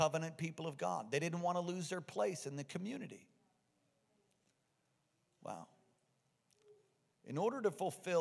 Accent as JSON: {"language": "English", "country": "United States", "said": "I'm an American, and I'm a proud American"}